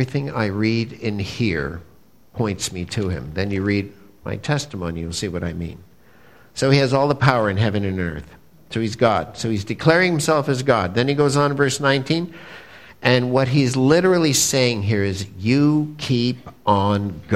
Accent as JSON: {"language": "English", "town": "Montreal", "region": "Quebec", "country": "Canada", "said": "I'm a good Jewish boy from Montreal"}